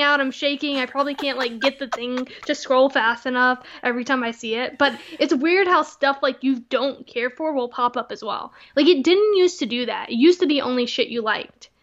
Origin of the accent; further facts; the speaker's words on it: Texas, United States; moved away; Texas always has a special place in my heart. I'm always a Texan